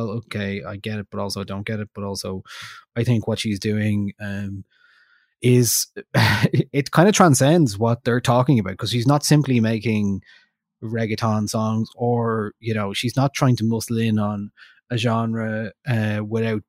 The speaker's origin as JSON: {"language": "English", "country": "Ireland", "said": "we're from Ireland, we speak English"}